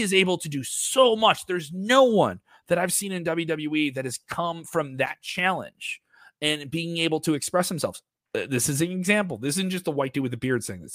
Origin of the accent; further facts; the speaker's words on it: Chicago, Illinois, United States; I'm from Chicago